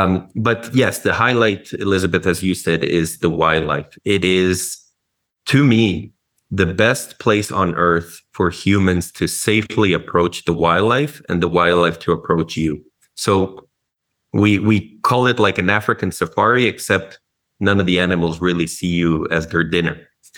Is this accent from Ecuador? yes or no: yes; Galápagos, Ecuador; moved away as an adult; also born or lived in United States; now in Santiago, Chile; my family all lives back home where I was basically born and raised in Ecuador, in the Galapagos Islands. So I lived there for most of my childhood and a good part of my adult life.